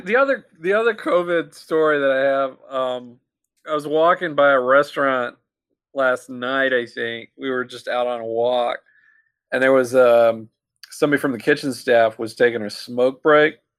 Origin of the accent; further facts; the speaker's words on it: New Orleans, Louisiana, United States; I'm from New Orleans.